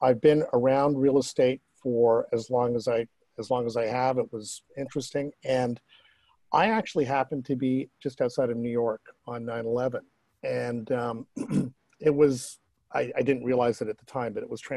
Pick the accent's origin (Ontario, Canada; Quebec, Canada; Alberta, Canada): Ontario, Canada; Toronto; growing up in Toronto